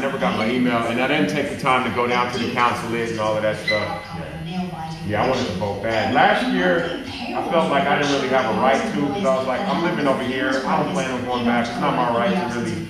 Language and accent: English; Los Angeles, California, United States; moved away; I'm from Los Angeles